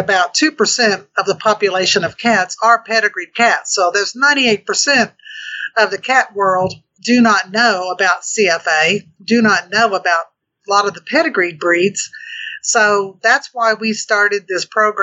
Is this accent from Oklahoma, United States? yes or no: yes; Oklahoma, United States; I'm from Oklahoma